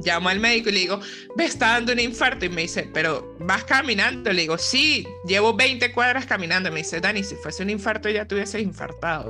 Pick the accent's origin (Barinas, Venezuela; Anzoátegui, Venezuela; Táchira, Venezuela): Táchira, Venezuela; San Cristóbal; moved away as an adult; also born or lived in Zulia, Venezuela; now in Argentina; Viajé a San Cristóbal, de donde soy